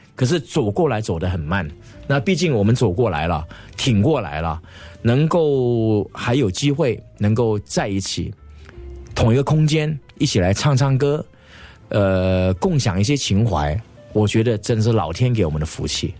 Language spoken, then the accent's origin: Chinese; Singapore; accent: Singaporean Mandarin; moved away as an adult; also born or lived in Taiwan; 我是新加坡的歌手，不管在这个语言方面，就是我们的，我们的口条，我们讲这个，这个华语的腔调，都跟台湾有一些不一样